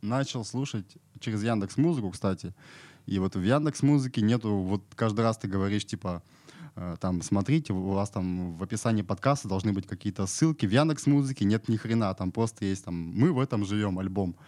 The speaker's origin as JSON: {"language": "Russian", "region": "Irkutsk Oblast", "country": "Russia", "moved": "yes", "lives_now": "Novosibirsk, Russia", "said": "сам я с Иркутской области"}